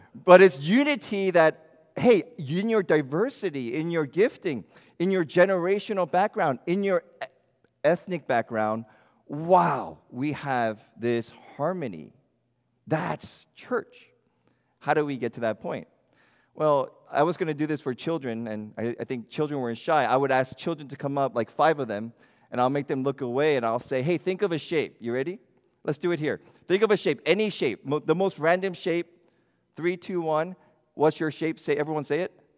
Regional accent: United States; being American Christians

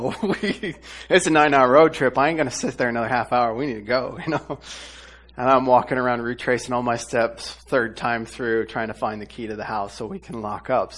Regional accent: Iowa, United States; moved away; I'm from Iowa

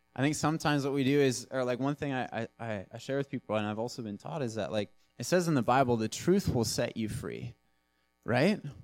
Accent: Nanaimo, British Columbia, Canada; I'm from Nanaimo. I'm born and raised.

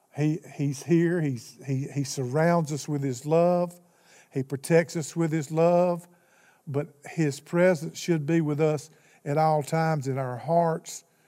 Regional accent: Alaska, United States; I'm from Alaska

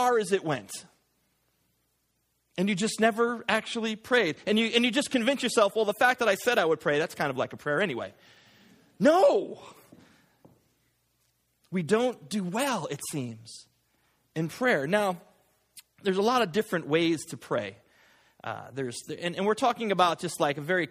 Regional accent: United States; we, as an American Christian culture

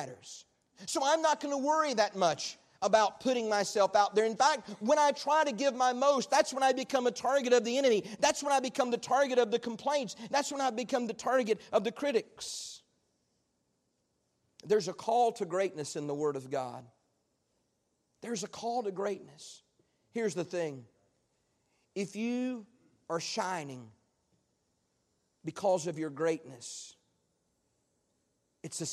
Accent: United States; as an American

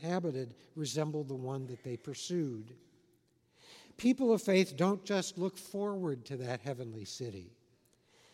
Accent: Los Angeles, California, United States; also born or lived in Washington, D.C.; now in Southern California, United States; I grew up in Hollywood.

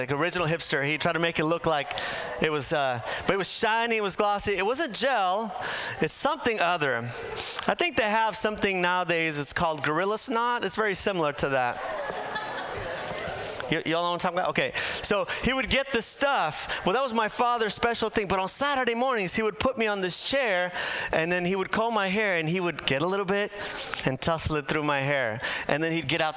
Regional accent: Bolivia; moved away; Now, I'm from Bolivia. I was born in Bolivia. I was raised there in my early years

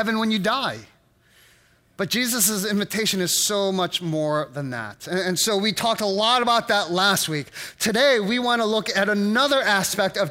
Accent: United States; as an American

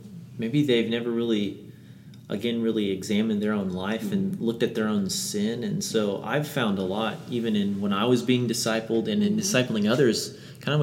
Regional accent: the Bible Belt, United States; growing up in the Bible Belt

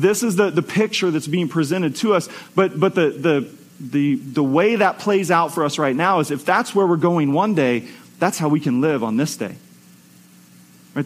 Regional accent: United States; as American Christians

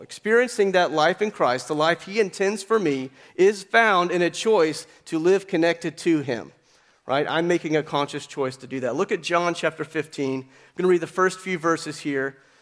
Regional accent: Appalachian Mountains, United States; I grew up in the Appalachian Mountains

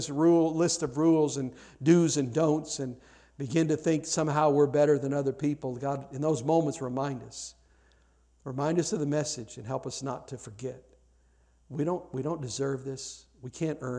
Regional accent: United States

